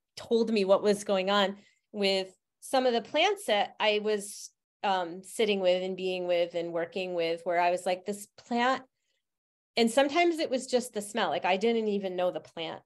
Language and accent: English; Utica, New York, United States; I grew up in Utica, New York